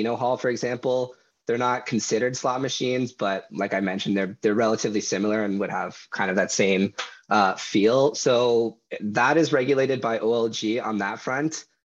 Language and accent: English; Aurora, Ontario, Canada; I come from Aurora, but I'm somewhat in the area as well.